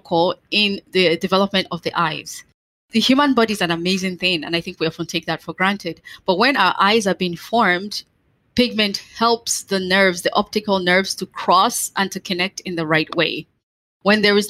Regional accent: Nigeria; I'm black, I'm from West Africa, but I have white skin

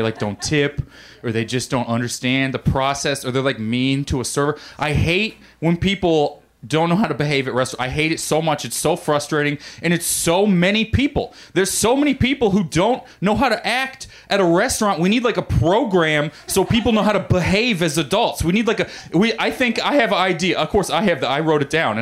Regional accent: Missouri, United States; moved away as an adult; now in Los Angeles, United States; I grew up in Missouri.

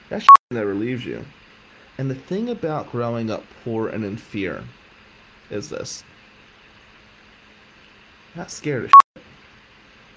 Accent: Atlantic City, New Jersey, United States; Growing up in Pitney Village was something to be scared

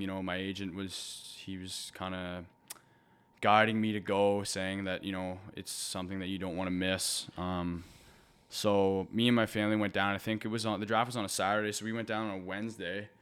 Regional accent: Halifax, Nova Scotia, Canada; growing up in Halifax and watching the Moose Heads

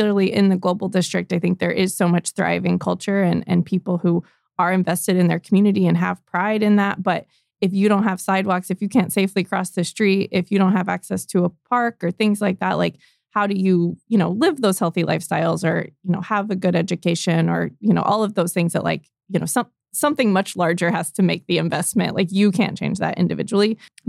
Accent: East Coast, United States; born there; now in Tulsa, United States; So I was born on the East Coast. My family moved quite a bit when I was younger, but I moved to Tulsa about 11 years ago after grad school.

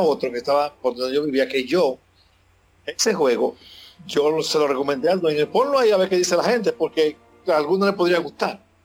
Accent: Dominican Republic; en mi país, en República Dominicana

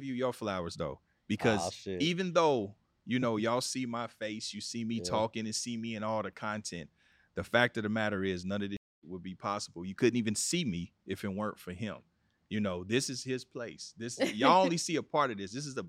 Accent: Kansas City, Missouri, United States; now in Los Angeles, United States; I'm born and raised in Kansas City, Missouri, but I represent LA as well. Yeah. This is home. I've been here 20 years

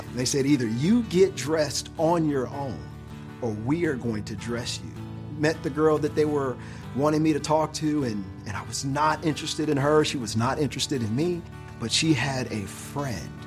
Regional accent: Detroit, Michigan, United States; I'm from inner city Detroit

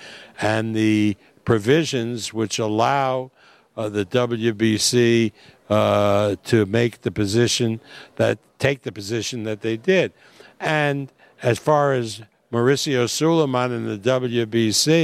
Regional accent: United States; I'm an American

